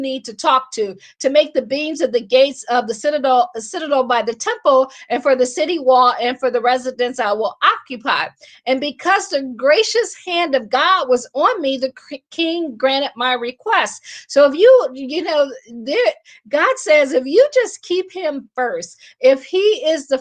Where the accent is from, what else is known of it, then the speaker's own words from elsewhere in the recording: Akron, Ohio, United States; moved away as an adult; also born or lived in Washington, D.C. / Baltimore / Boston / Pittsburgh; I am from Akron. I always say I grew up shy, sheltered, and in church basically 6 days a week